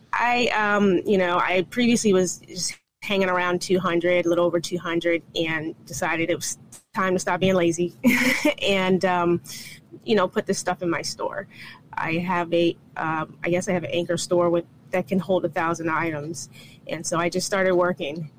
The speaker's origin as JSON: {"language": "English", "region": "North Carolina", "country": "United States", "moved": "yes", "said": "I'm actually from North Carolina"}